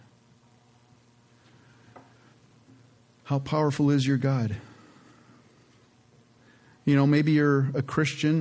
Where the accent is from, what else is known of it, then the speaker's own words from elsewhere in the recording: Canada; moved away; I was born in Canada, and I'm the youngest of four children. And my dad was a house painter back there in Canada, and they had immigrated from Holland